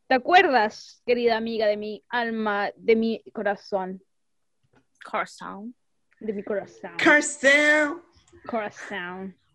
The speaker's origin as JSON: {"language": "Spanish", "country": "Paraguay", "said": "Y yo, soy de Paraguay."}